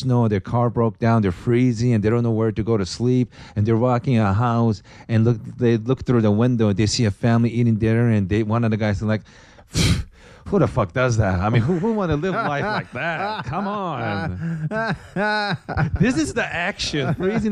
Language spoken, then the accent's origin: English; Japan; English is a second language; now in United States; I came from ghetto in Japan